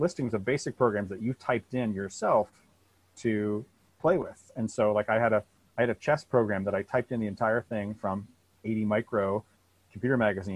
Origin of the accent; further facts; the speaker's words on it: Vermont, United States; I grew up in Vermont on a dirt road, you know, miles from town